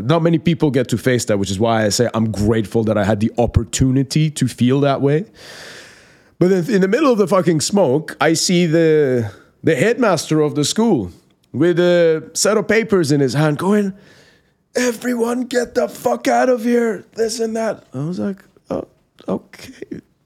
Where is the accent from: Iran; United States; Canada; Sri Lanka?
Iran; English is a second language; moved away; born and raised in Iran, in the Islamic Republic of Iran